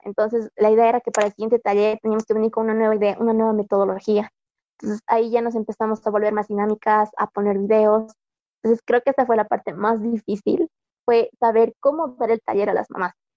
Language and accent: Spanish; Bolivia